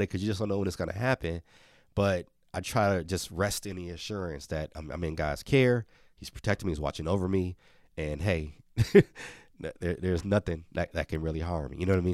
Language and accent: English; Milwaukee, Wisconsin, United States; born or raised there